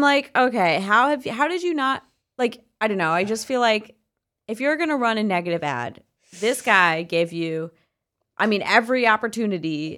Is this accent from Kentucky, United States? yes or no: no; George Santos's district, New York, United States; now in New York City, United States; my hometown